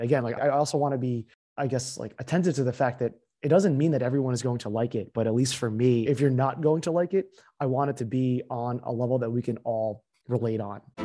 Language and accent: English; central New Jersey, United States; moved away as an adult; also born or lived in Pennsylvania; now in New York, United States; I also grew up in central New Jersey